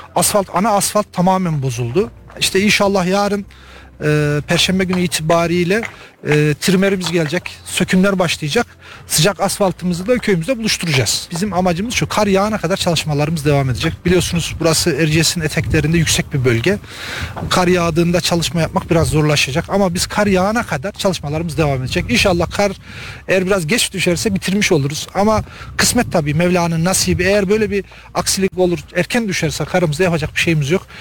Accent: İncesu, Kayseri Province, Turkey; now in Adana, Turkey; Buraya bazı işlerimizden dolayı geldik ve köyümüzü gördük, gurur duyuyoruz

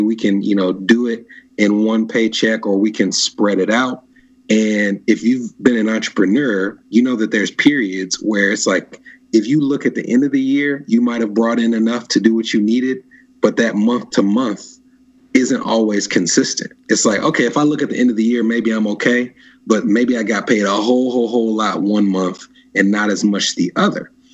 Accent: Nashville, Tennessee, United States; I grew up in Nashville

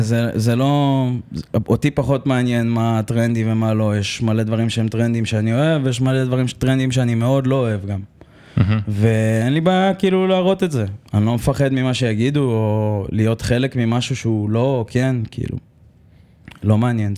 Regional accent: Holon, Tel Aviv District, Israel; אני מחולון במקור. גדלתי באזור קריית שרת

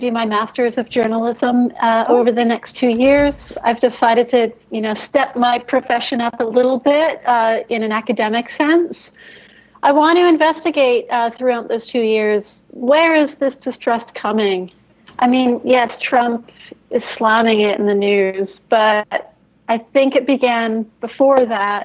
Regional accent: Canada; I'm Canadian

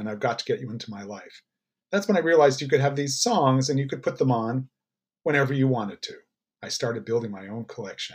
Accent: New York City, New York, United States; I grew up in the Upper West Side where there was a lot of Cuban immigrants

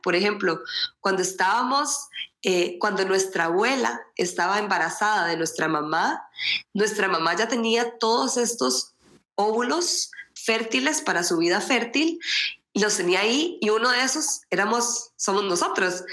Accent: Costa Rica; moved away as an adult; also born or lived in Sweden; soy costarricense pero eh, di a luz a mis dos hijos en Suecia

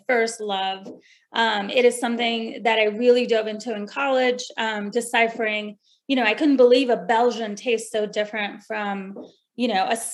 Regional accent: New Delhi, Delhi, India; moved away; I was born and raised in New Delhi

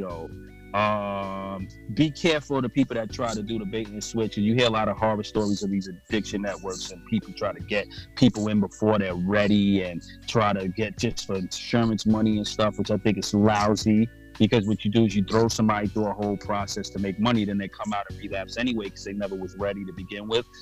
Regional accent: New York City, New York, United States; I'm from New York and Brooklyn

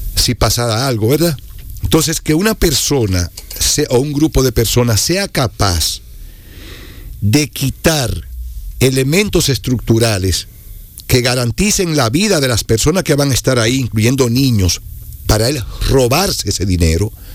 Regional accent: Moca, Espaillat, Dominican Republic; la comunidad de donde yo soy, una comunidad que es más grande que a la que nosotros pertenecemos, el campito mío se llama La Soledad. Eso queda como a cinco minutos del, centro del pueblo, de, Moca

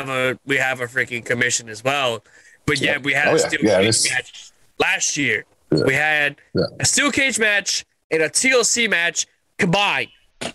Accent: Louisiana, United States; I'm next door to Dan. I'm from Louisiana.

